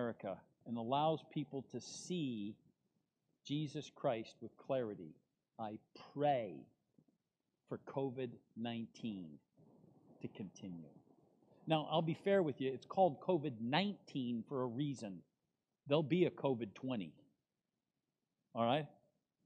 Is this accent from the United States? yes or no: yes; United States; as an American